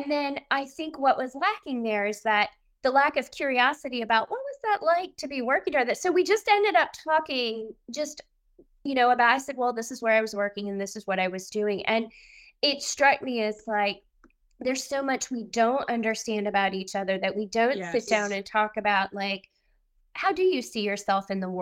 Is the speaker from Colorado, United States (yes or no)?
no; New Jersey, United States; growing up in New Jersey